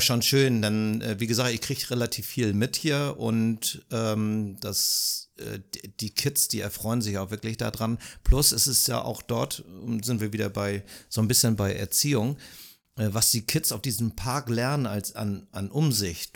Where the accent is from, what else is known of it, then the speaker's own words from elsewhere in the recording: Germany; mich als Deutscher